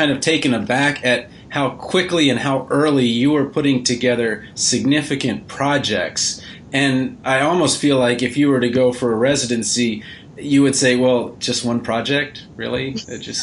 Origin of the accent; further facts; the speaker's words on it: Maryland, United States; I'm from Maryland